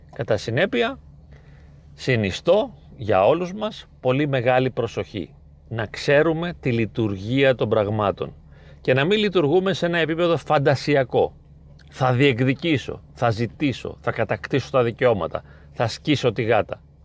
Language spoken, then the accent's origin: Greek; Greece; εμείς τώρα ως Έλληνες